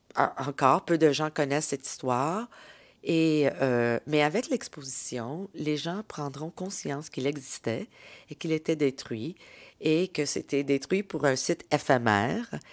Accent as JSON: {"language": "French", "town": "Montreal", "region": "Quebec", "country": "Canada", "said": "mes racines dans la ville et à mon identité en tant que Canadienne québécoise de deuxième génération"}